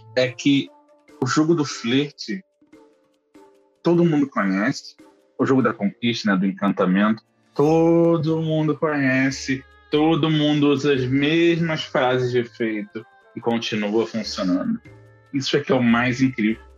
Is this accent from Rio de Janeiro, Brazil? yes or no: yes; Rio de Janeiro, Brazil; eu sou do Rio